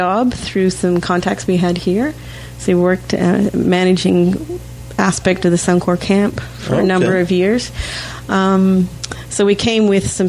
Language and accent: English; Australia; now in Canada; I actually was born and raised in Australia. Don't have a funny accent anymore. My mother was Canadian.